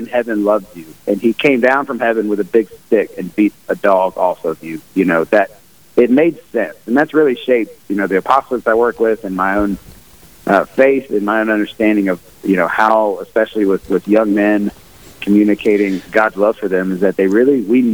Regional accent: the South, United States; I'm from the South, so Flannery O'Connor called it, you know, the Christ-haunted South.

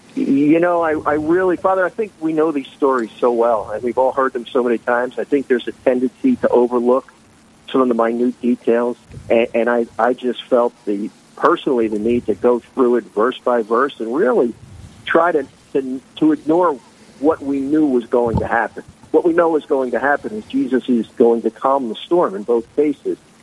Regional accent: Philadelphia, Pennsylvania, United States; moved away as an adult; now in New Jersey, United States; I was born and raised in Philadelphia, PA

